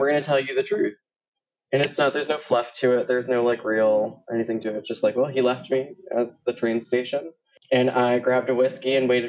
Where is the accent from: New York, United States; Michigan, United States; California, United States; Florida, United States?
Florida, United States; Miami; moved away; also born or lived in Puerto Rico; I was born in Puerto Rico and then raised in Miami and then came here. So where I'm from truly depends on the time of day you ask me.